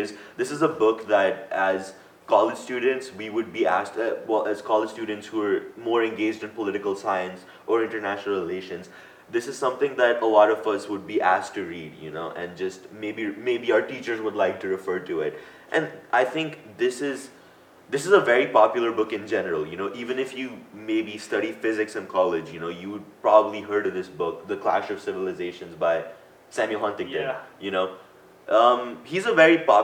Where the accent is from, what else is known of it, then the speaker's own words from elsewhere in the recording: India; growing up in Asia